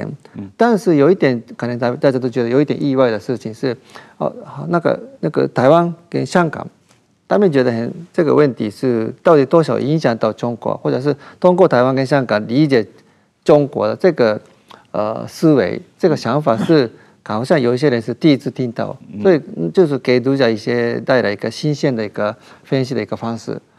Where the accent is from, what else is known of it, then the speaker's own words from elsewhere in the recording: Japan; 我们日本人